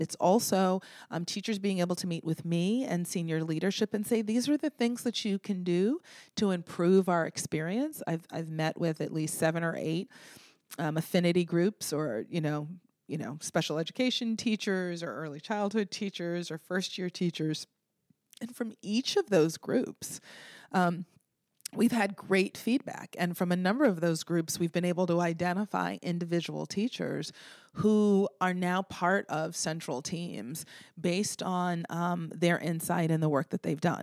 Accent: Boston, Massachusetts, United States; moved away as an adult; now in Baltimore, United States; I'm from Boston

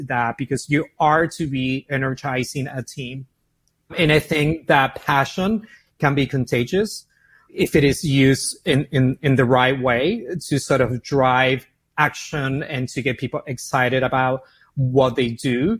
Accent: Buenos Aires, Argentina; moved away as an adult; also born or lived in San Francisco / Miami; as you can hear my accent, I'm from Argentina, from Buenos Aires, born and raised. Moved to San Francisco when I was 20 years old.

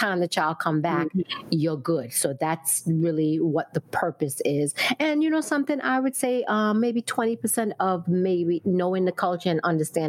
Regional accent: Brooklyn, New York, United States; For me, I was born in Brooklyn, raised in Brooklyn.

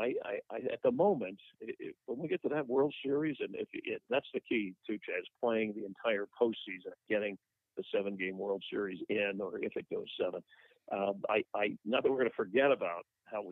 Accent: South Florida, United States; I grew up in South Florida

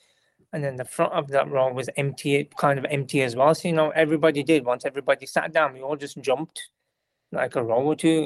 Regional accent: United Kingdom; I'm a British person, because I come from a different kind of background. I don't really have gravy, like, from the Pakistani background

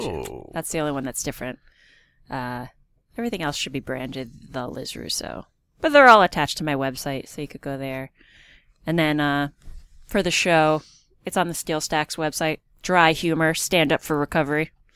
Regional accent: Easton, Pennsylvania, United States; I'm from Easton

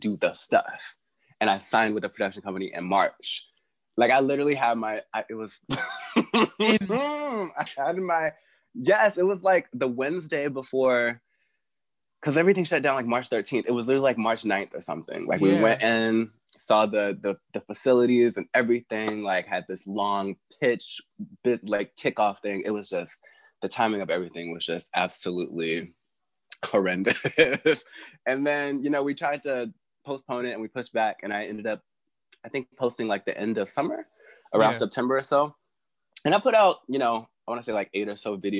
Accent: St. Louis, Missouri, United States; moved away; also born or lived in Arkansas; Moved to St. Louis when I was six

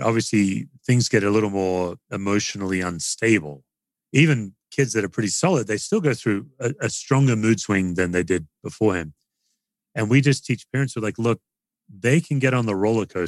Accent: Australia; now in United States; I'm an Aussie

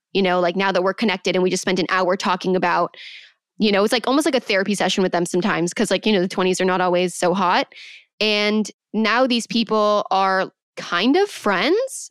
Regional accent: Manhattan Beach, California, United States; I was born and raised in Manhattan Beach, California

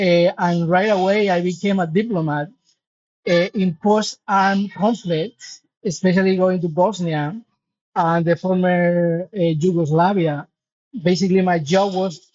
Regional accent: Spain; I am from Spain

